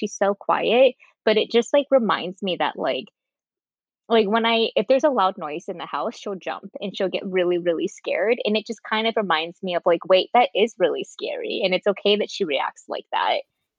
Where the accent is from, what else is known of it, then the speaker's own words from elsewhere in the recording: California, United States; I've always loved rollerblading because I grew up in California and skate culture was huge there.